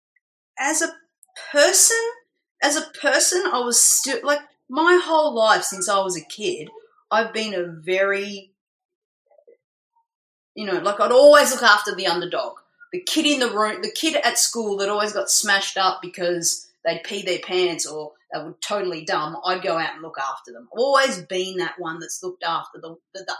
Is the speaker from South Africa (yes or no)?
no; Melbourne, Victoria, Australia; moved away as an adult; now in Gold Coast, Australia; I decided to move from Melbourne to Queensland, where I live now on the Gold Coast, so move away from my hometown